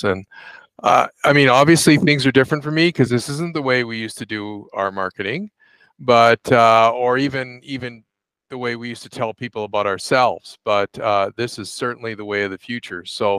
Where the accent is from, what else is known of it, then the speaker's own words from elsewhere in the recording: Toronto, Ontario, Canada; moved away as an adult; now in Calgary, Canada; I grew up in Toronto or near Toronto, and went to university in Toronto